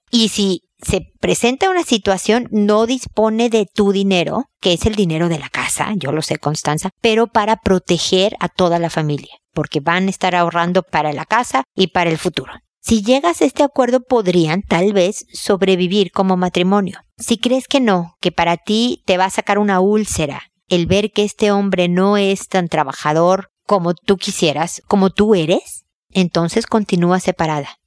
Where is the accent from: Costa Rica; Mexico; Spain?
Mexico; para mis hijos y para mí, como buenos mexicanos